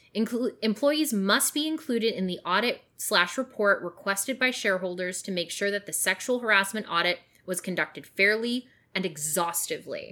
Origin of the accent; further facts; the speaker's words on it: British Columbia, Canada; I grew up in British Columbia